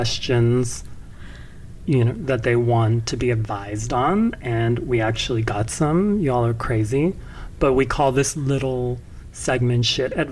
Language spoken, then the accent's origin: English; California, United States; I'm from California